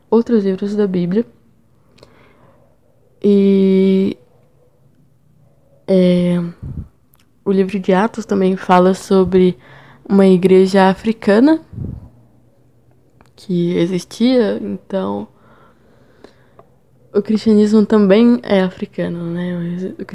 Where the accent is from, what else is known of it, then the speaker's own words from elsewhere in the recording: São Paulo, Brazil; now in São João del-Rei, Brazil; Eu sou de São Paulo, mas moro em Minas Gerais. Lá eu estudo jornalismo na UFCJ, em São João do Rei.